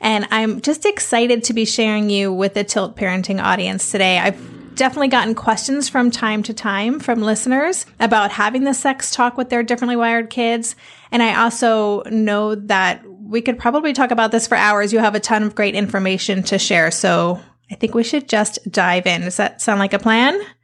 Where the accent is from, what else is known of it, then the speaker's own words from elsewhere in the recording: United States; moved away as an adult; also born or lived in Netherlands; now in Amsterdam, Netherlands; as an American living here, it's something we moved here when Asher was nine